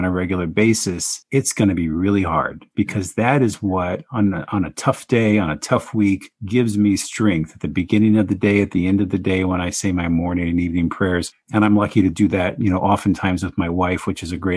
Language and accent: English; Phoenix, Arizona, United States; moved away; my hometown of Phoenix, Arizona